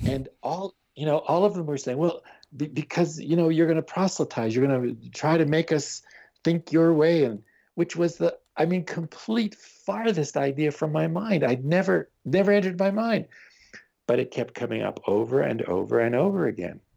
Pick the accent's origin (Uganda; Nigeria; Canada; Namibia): Canada; I am Canadian